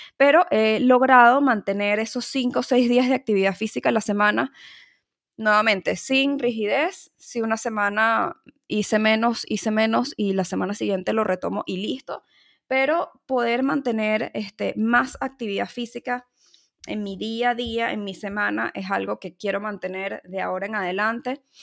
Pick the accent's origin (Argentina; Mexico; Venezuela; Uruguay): Venezuela; Caracas, Capital District; en mi país, en mi ciudad este, Caracas